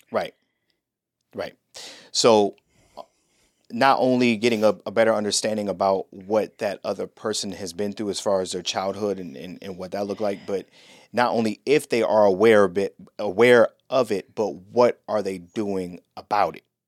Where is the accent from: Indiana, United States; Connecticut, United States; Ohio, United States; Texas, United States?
Ohio, United States; Cleveland; moved away as an adult; also born or lived in North Carolina; now in Orlando, United States; I'm from Cleveland